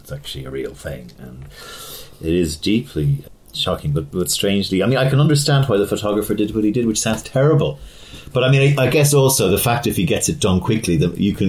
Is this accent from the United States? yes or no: no; Ireland; I was growing up in Ireland at this time